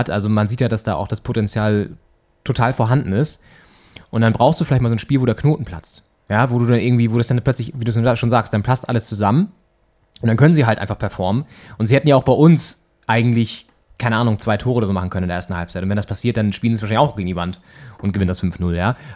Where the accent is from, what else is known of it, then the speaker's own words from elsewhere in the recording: Flensburg, Schleswig-Holstein, Germany; now in Berlin, Germany; Der hier in Berlin Pfannkuchen heißt, bei uns in Flensburg eigentlich.